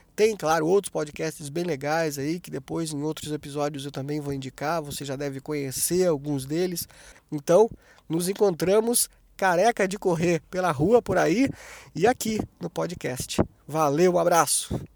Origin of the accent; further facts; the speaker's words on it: Taubaté, São Paulo, Brazil; now in Joinville, Brazil; eu nasci em Taubaté, né, no interior de São Paulo